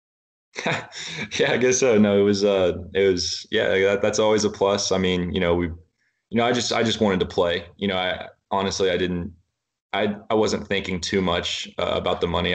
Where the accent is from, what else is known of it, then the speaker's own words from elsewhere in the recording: Rowlett, Texas, United States; I grew up in Rowlett, Texas